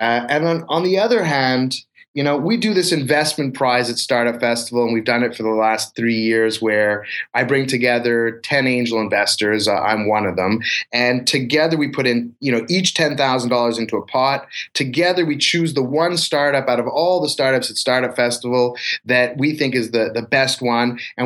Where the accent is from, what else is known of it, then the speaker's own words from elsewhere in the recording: Montreal, Quebec, Canada; It is my hometown. Yeah, you know, it was very natural.